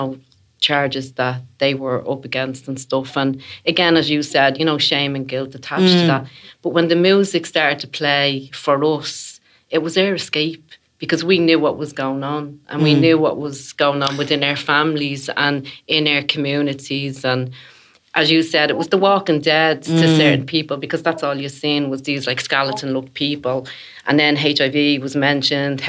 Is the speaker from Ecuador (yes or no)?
no; Dublin, Leinster, Ireland; I'm originally from Ballyfermot